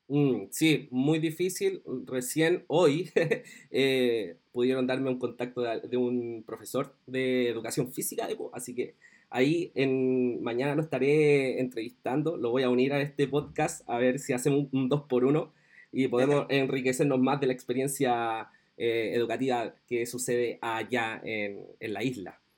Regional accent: Chile

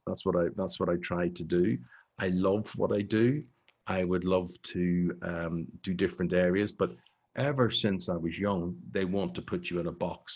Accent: Belfast, Northern Ireland, United Kingdom; moved away as an adult; I grew up on the New Lodge Road or the Old Park Road in, in Belfast

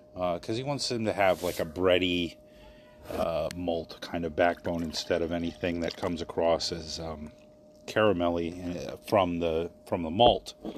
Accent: Maryland, United States; moved away; my hometown in Maryland

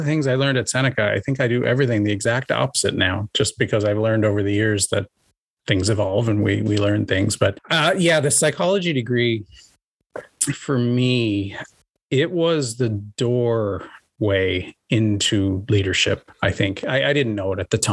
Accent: Prince Edward Island, Canada; also born or lived in Ontario; I grew up on Prince Edward Island and actually went to the University of PEI

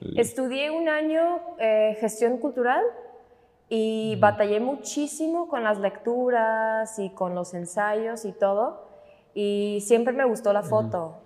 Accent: Pennsylvania, United States; moved away as an adult; now in Guadalajara, Mexico; cuando vivía todavía en Pensilvania, ahí, de ahí son mis papás, ahí nací yo

